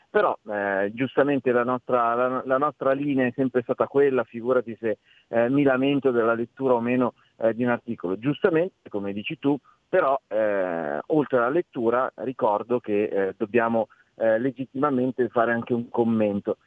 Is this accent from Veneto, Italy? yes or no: no; Lombardy, Italy; Io sono lombardo